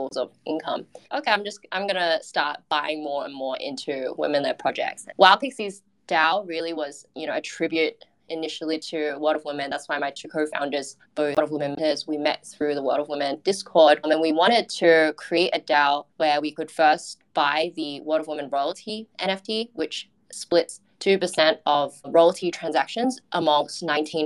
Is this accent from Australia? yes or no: yes; Australia; now in Singapore; I'm an Australian working in Singapore